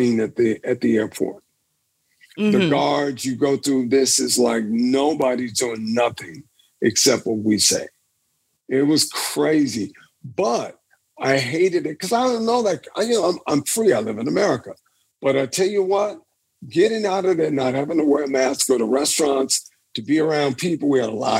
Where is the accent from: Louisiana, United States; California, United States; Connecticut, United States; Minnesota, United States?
Louisiana, United States; Baton Rouge; I was this kid growing up in Louisiana, man, in the hood down there